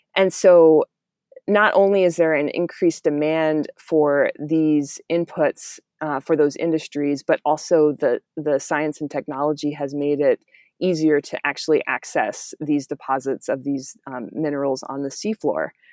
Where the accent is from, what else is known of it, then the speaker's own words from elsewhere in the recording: Miami, Florida, United States; I grew up in Miami, which is right on the ocean